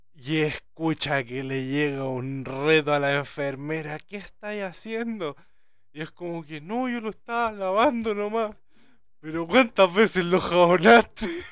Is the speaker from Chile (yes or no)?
yes; Chile; como buen chileno.